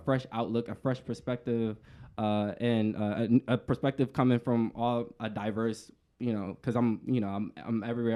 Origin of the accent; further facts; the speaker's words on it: Washington, District of Columbia, United States; moved away; I'm from the East Coast